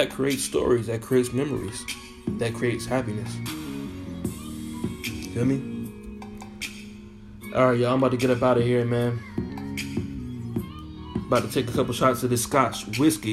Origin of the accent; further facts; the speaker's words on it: Baltimore, Maryland, United States; also born or lived in Virginia; now in Seattle, United States; Shout out to Virginia, man. East Coast, DMV, it's my hometown. Shout out to Baltimore, it's my hometown